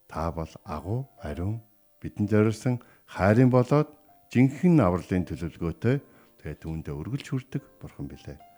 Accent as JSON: {"language": "Mongolian", "country": "Mongolia"}